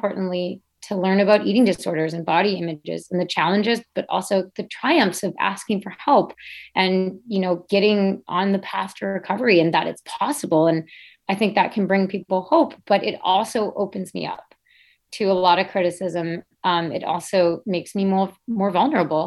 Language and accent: English; United States; growing up as an American cross-country skier